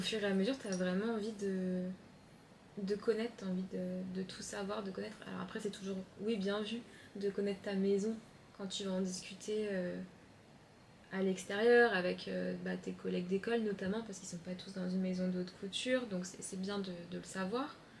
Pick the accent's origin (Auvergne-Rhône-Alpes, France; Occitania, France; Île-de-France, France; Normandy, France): Auvergne-Rhône-Alpes, France; Chaponost, near Lyon; moved away; also born or lived in Paris; je viens de Chaponais, côté de Lyon, entre deux champs et trois vaches